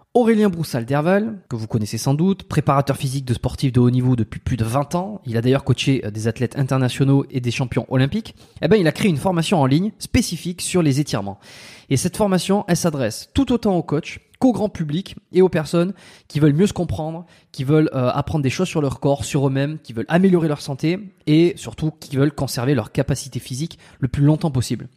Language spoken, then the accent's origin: French; France; moved away as an adult; now in Montreal, Canada; Je suis français évidemment, ça s'entend, tout le monde tout le monde l'entend